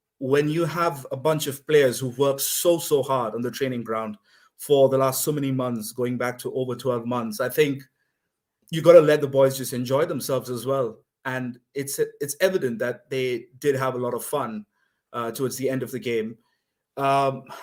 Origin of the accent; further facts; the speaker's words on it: India; moved away as an adult; now in Scotland, United Kingdom; I'm calling you from Scotland, but originally from India, but been here now for a couple of years